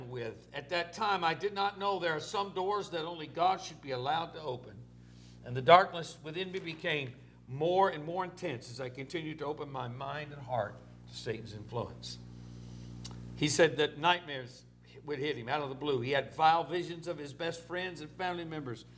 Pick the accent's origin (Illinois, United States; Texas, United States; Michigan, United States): Texas, United States; Orange; it was Orange, Texas, my hometown, my mother's hometown.